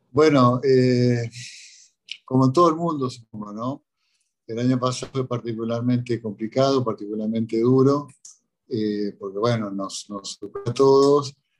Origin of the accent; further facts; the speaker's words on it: Corrientes, Argentina; now in Egypt; yo soy correntino, ¿no? yo nací en Corrientes